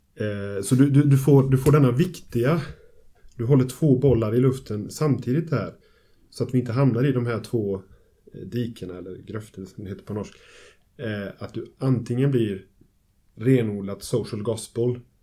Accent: Gothenburg, Västra Götaland, Sweden; Jag kommer från Göteborg och Immanuelförsamlingen, församlingsfakulteten där jag arbetar

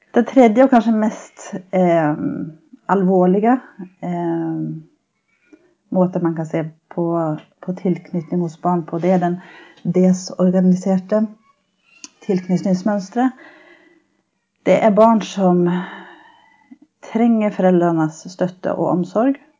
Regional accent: Sweden; accent: norsk-svensk; moved away as an adult; now in Norway; Jeg er opprinnelig fra Sverige

